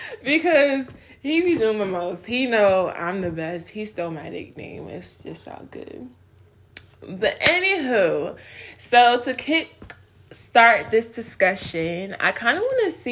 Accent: Nigeria; born there; We both are Nigerian. I was born in Nigeria.

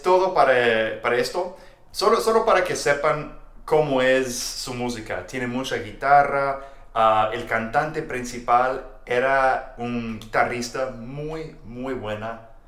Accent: Texas, United States; Spanish is a second language; soy de Texas

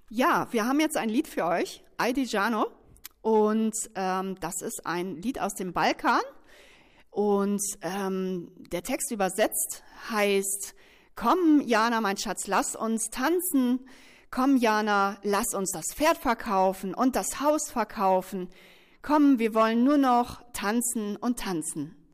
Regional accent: India; German is a second language; now in Germany; ich komme aus Indien.

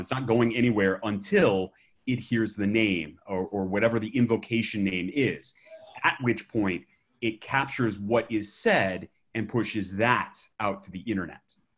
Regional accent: Alabama, United States; I'm from Alabama

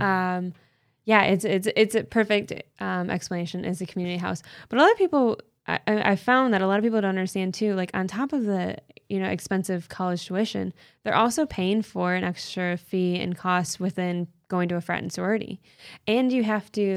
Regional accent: Canton, Michigan, United States; I'm from Canton, Michigan

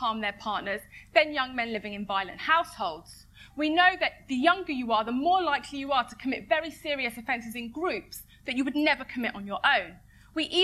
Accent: London, United Kingdom; I am not from Tottenham. I am from Edmonton.

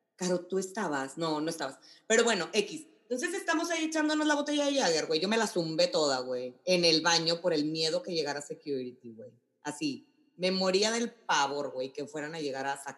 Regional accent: Monclova, Coahuila, Mexico; mi gafet decía Monclova, México

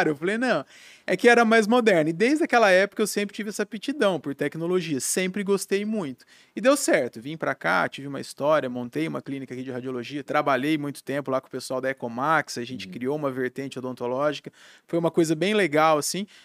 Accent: Maringá, Paraná, Brazil; moved away as an adult; now in Blumenau, Brazil; Sou de Maringá.

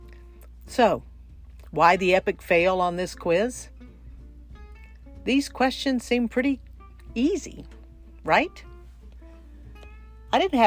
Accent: Texas, United States; I was born and raised in the Lone Star State

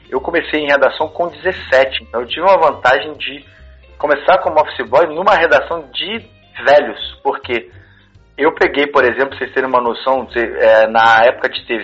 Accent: Brazil; moved away; quando eu, eu vim, do, vim do Brasil para cá, eu imaginava que eu não ia

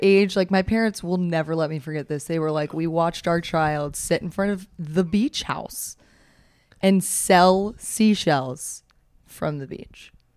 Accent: the South, United States; as a Southerner

